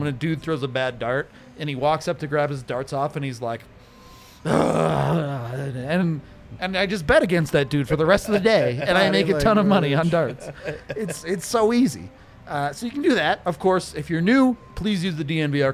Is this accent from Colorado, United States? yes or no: yes; Colorado, United States; also born or lived in Texas; I was born in Texas, but I moved to Colorado when I was one